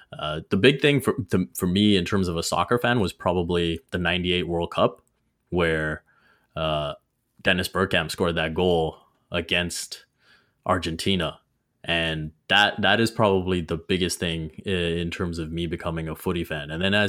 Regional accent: Dubai, United Arab Emirates; I was growing up in Dubai, so it was always football.

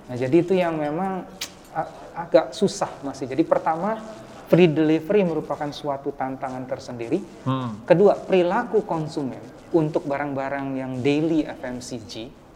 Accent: Palembang, South Sumatra, Indonesia; saya orang Palembang

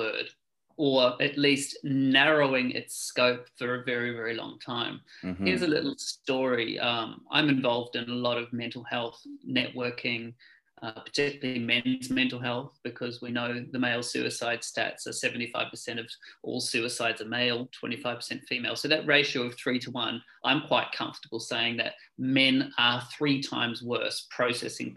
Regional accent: New Zealand; moved away as an adult; now in London, United Kingdom; I was born in New Zealand a long time ago, but I've been living in London for the last 18 years.

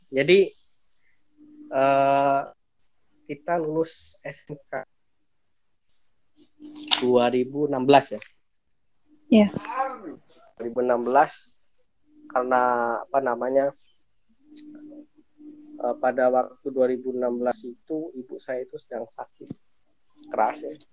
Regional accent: Indonesia; Saya kan orang Jawa dengan apa namanya di lingkungan komering itu ya.

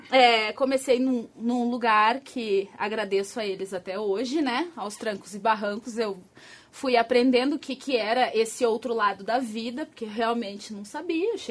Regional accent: Rio Grande do Sul, Brazil; now in São Paulo, Brazil; Eu sou gaúcha. Tchê, bate. Já perdi o meu sotaque. Já disseram que eu andei perdendo o sotaque. Já tô paulistana, porque eu já moro há dois anos aqui.

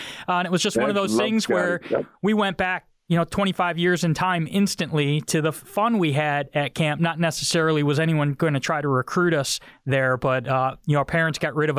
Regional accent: Syracuse, New York, United States; growing up in the Syracuse area

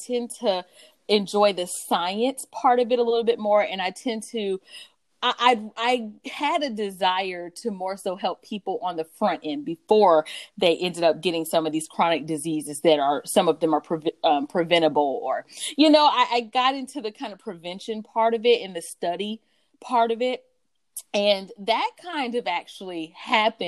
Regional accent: North Carolina, United States; also born or lived in Stamford, Connecticut; I grew up partly in North Carolina, partly in Connecticut

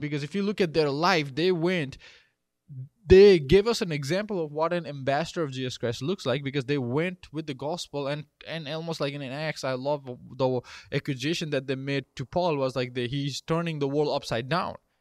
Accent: Nepal; moved away as an adult; now in United States; I grew up in Nepal and then I came here thirteen years ago

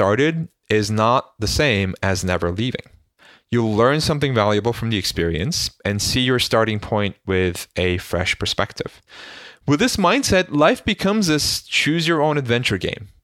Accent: Istanbul, Turkey; moved away; As a young boy growing up in Istanbul

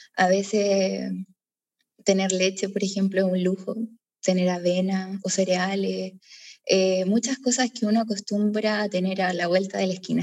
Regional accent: Concepción, Biobío, Chile; moved away; soy de Concepción, Chile

